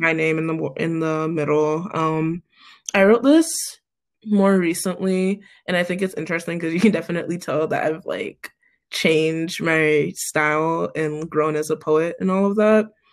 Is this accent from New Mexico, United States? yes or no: no; Cleveland, Ohio, United States; moved away as an adult; also born or lived in Pittsburgh; I'm from Cleveland originally.